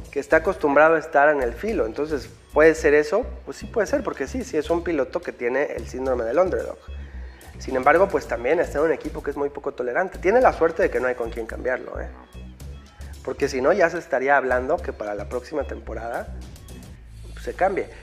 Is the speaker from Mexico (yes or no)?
yes; Mexico; como fans mexicanos